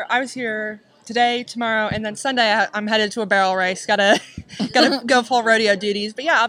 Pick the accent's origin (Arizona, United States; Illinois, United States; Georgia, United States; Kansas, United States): Kansas, United States; Mounders; I'm your Kansas High School Rodeo Queen. I'm from Mounders, Kansas